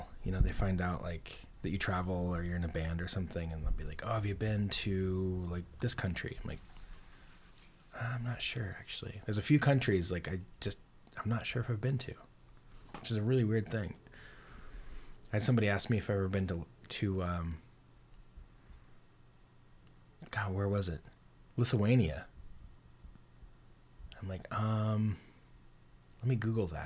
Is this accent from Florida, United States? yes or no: no; Bozeman, Montana, United States; moved away; I'm from Bozeman. Grew up in Bozeman.